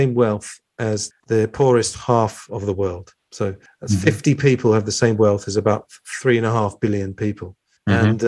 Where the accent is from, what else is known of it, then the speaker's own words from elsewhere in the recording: United Kingdom; I'm British